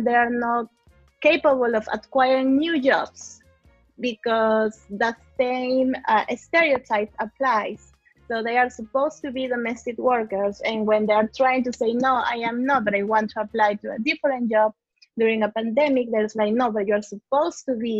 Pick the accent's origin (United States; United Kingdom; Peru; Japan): Peru; now in Toronto, Canada; I'm from Peru